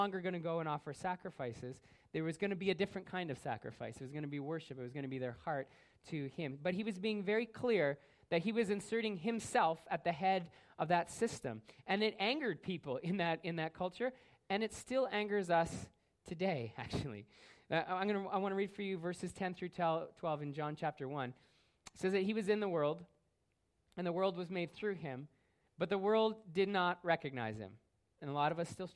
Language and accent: English; Canada; a Canadian Christian